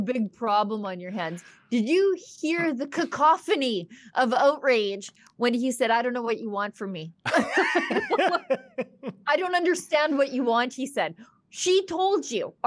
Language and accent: English; Alberta, Canada; I'm from Alberta